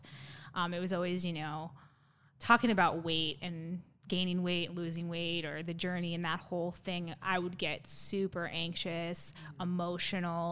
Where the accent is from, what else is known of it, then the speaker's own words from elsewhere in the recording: Phoenix, Arizona, United States; also born or lived in Tucson, Arizona; I am actually one of the probably few Arizona natives. So I was born and raised here in Arizona, born in Tucson. Parents moved up to Phoenix, so that's kind of where I did school and, you know, grew up